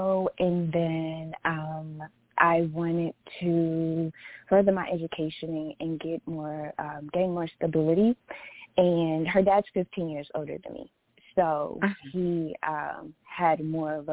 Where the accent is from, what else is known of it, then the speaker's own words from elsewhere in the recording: Texas, United States; we're originally from Texas